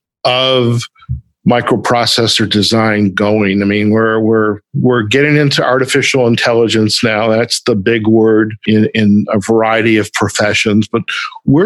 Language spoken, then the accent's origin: English; Detroit, Michigan, United States; moved away; Just coming back from my hometown in Detroit